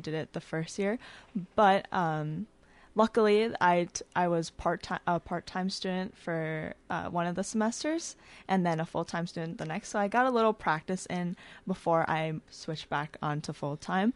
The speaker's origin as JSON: {"language": "English", "town": "Faribault", "region": "Minnesota", "country": "United States", "said": "I am from Faribault, Minnesota."}